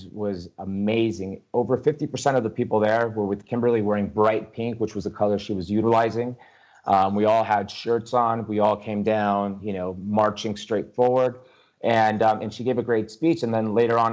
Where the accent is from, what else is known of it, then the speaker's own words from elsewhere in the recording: Argentina; now in United States; I'm from Argentina.